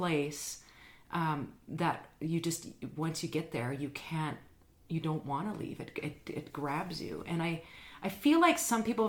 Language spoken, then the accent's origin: English; Alberta, Canada; moved away as an adult; also born or lived in British Columbia; now in Winnipeg, Canada; I was from Alberta